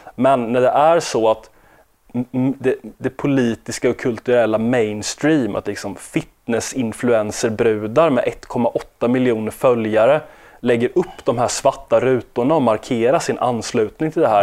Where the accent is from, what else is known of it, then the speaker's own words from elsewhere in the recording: Sweden; oss som är svenskar